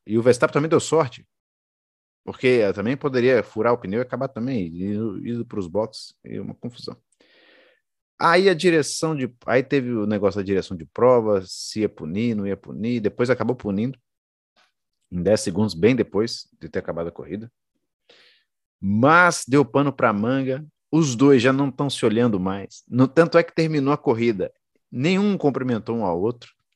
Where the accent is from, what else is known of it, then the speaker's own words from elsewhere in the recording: Brazil; Eu sou brasileiro